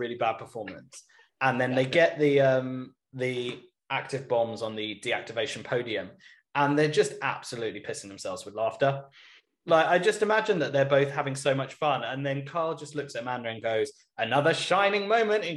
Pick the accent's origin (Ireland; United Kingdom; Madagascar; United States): United Kingdom; because we're British